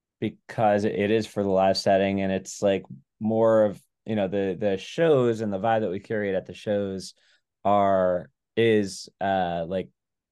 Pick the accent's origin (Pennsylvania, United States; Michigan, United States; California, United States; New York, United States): New York, United States; Long Island; now in Massachusetts, United States; I didn't grow up in Boston or Massachusetts. I grew up in Long Island. I mean, I've been here for like 15 years